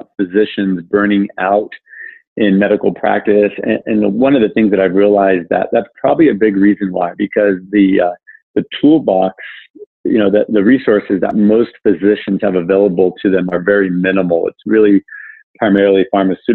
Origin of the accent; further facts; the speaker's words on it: Southern California, United States; also born or lived in Ohio; I grew up in Southern California